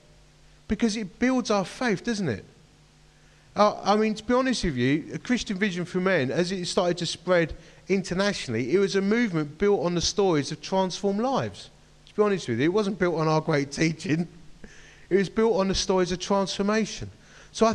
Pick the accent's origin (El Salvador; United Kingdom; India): United Kingdom